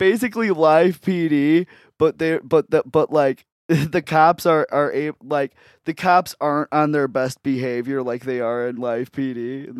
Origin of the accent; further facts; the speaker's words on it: Antioch, United States; I grew up in Antioch, where it's literally just like nothing but white people there.